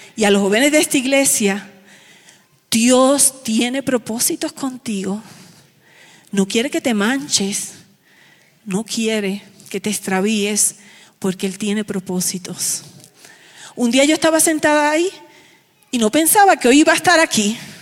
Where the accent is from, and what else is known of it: Aibonito, Puerto Rico; born or raised there